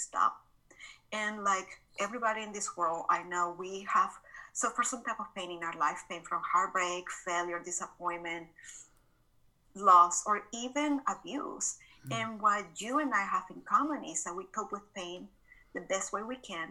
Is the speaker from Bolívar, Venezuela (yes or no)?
no; Caracas, Capital District, Venezuela; moved away as an adult; now in Dallas, United States; I was born and raised in Caracas, Venezuela. So this is not my Texan accent